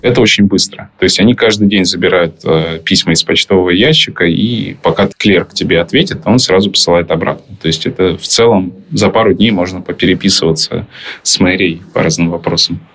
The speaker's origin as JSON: {"language": "Russian", "country": "Ukraine", "tie": "born or raised there", "also_born_or_lived": "Russia / Tbilisi, Georgia", "moved": "yes", "lives_now": "Japan", "said": "я родился и вырос в Украине"}